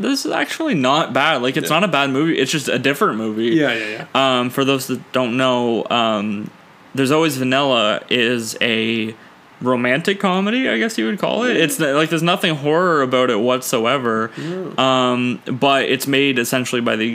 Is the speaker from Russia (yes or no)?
no; Ontario, Canada; I'm actually from Ontario